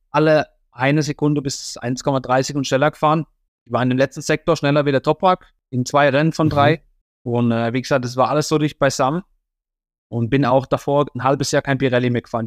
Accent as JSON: {"language": "German", "country": "Germany", "said": "als Deutscher"}